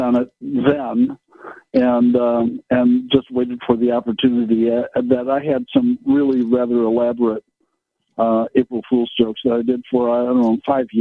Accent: Kenosha, Wisconsin, United States; I grew up in Kenosha

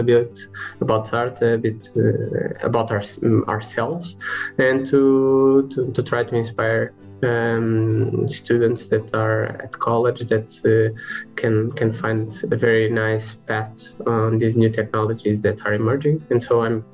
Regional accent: Lisbon, Portugal; I'm from Lisbon and I'm a mechanical engineer

